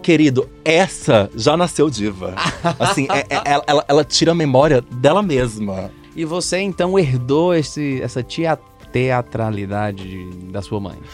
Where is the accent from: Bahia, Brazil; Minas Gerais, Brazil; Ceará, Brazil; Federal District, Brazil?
Ceará, Brazil; Fortaleza; now in São Paulo, Brazil; Sou de Fortaleza, minha mãe era de lá